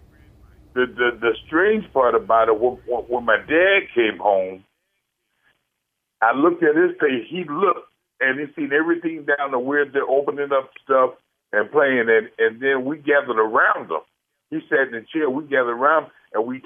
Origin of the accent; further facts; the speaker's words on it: Virginia, United States; now in St. Louis, United States; I went back home last year. You know, I came from Virginia